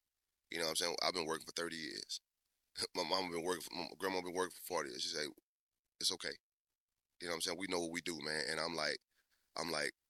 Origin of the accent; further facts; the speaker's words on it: Denham Springs, Louisiana, United States; now in Baton Rouge, United States; I'm from Livingston Parish